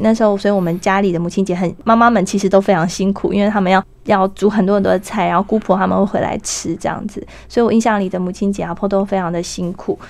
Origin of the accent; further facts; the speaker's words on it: Hukou, Hsinchu County, Taiwan; moved away as an adult; now in Southern Taiwan; 在新竹湖口，哈。这是我长大的那个小镇